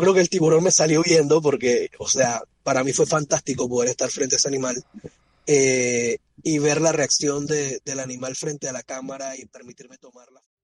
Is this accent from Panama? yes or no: yes; Panama; comencé tomando fotografías para un centro de rescate de vida silvestre en Panamá